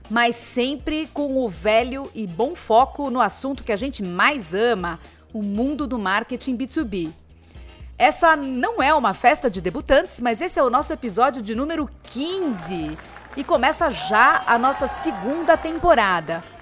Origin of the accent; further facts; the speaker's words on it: Niterói, Rio de Janeiro, Brazil; moved away as an adult; now in Portugal; Eu sou de Niterói.